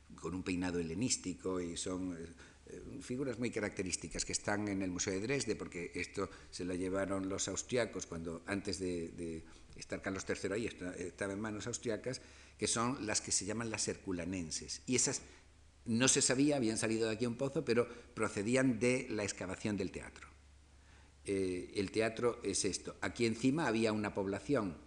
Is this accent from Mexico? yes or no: no; Spain; nosotros como españoles